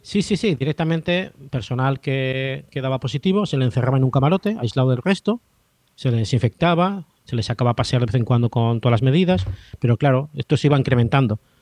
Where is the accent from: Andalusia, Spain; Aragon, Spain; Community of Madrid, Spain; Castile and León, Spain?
Aragon, Spain; Zaragoza; moved away as an adult; now in Jerez de la Frontera, Spain; donde nací, que es en Zaragoza, eso está en el interior, no hay mar